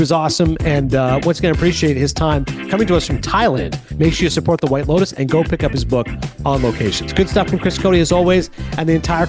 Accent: Canada; also born or lived in Connecticut; now in United States; I'm actually Canadian, but then I lived in Connecticut for years, and now I live in North Jersey.

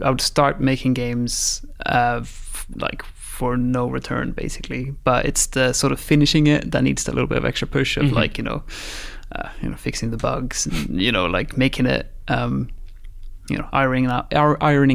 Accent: Sweden; moved away as an adult; also born or lived in Guildford, England / Brazil; I'm from Sweden

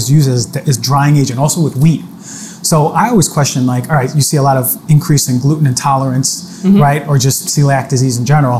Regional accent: New York, United States; I'm a New Yorker

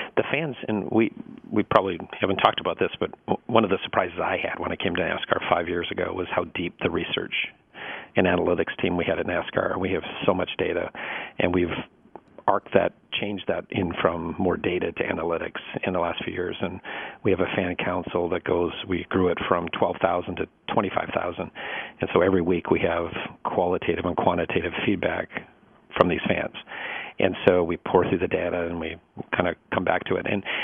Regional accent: Northwest, United States; And I grew up in the Northwest, and there wasn't a track, so I couldn't go to a live race that was nearby.

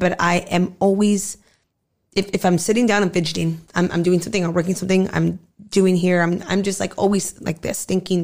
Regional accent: Southern California, United States; also born or lived in Arizona / Mexicali, Mexico; I've pretty much lived out here since a really young age

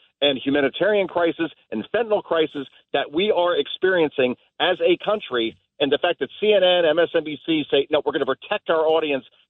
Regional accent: New Jersey, United States; I grew up in New Jersey

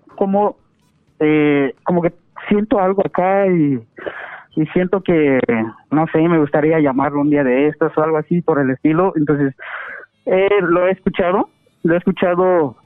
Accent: Guatemala; moved away as an adult; estaba yo allá en mi, en mi país, en Guatemala. Y como dada la situación económica y todo eso, decidí venirme para acá

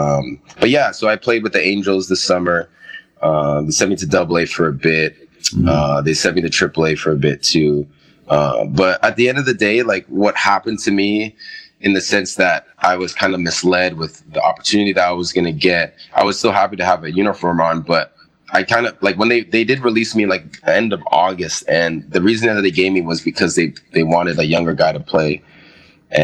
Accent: Mississauga, Ontario, Canada; I'm still from Mississauga

